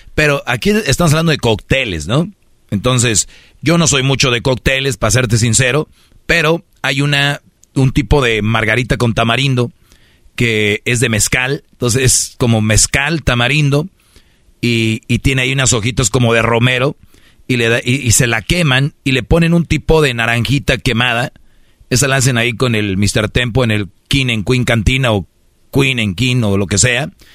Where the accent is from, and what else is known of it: Monterrey, Nuevo León, Mexico